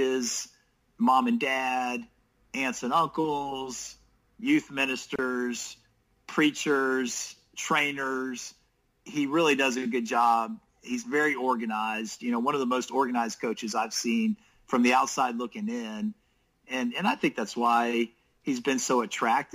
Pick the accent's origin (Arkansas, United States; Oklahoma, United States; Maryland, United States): Maryland, United States; moved away; I grew up on the East Coast. I grew up in Maryland